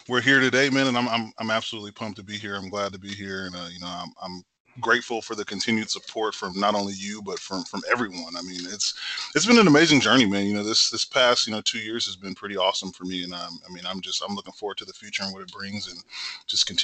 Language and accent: English; Temple, Texas, United States; I'm originally from Temple, Texas, born and raised, you know, a Texan thoroughbred through and through